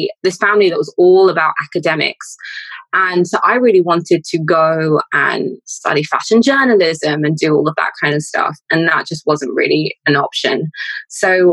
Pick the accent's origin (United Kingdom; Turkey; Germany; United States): United Kingdom; London; I am Londoner born and raised